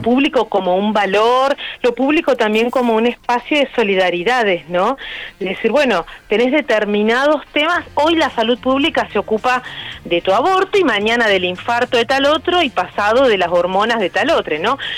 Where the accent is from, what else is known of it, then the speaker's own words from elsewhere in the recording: Rosario, Santa Fe, Argentina; moved away as an adult; now in Buenos Aires, Argentina; yo soy de Rosario y me vine a Buenos Aires a hacer la carrera de biología en exactas